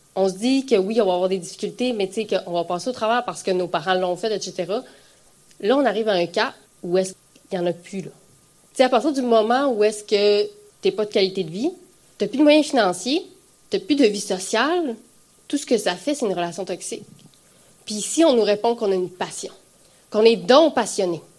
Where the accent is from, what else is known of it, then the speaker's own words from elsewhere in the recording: Gaspésie, Quebec, Canada; Je suis de la Gaspésie